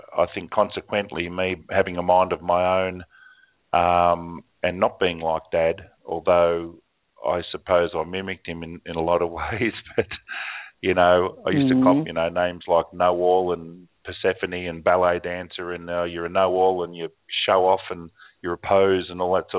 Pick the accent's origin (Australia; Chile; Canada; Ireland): Australia; the bell tower in my hometown here. It's 100 miles away now, or 170 miles away from where I am now